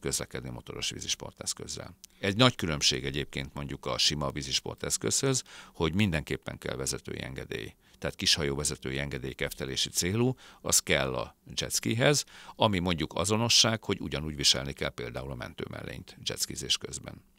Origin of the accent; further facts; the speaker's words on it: Hungary; now in Budapest, Hungary; Dunamenti gyerek vagyok, vidékről származom, Dunamenti városból